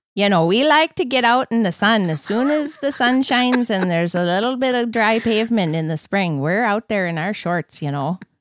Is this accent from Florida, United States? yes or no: no; Wisconsin, United States; I was born in Wisconsin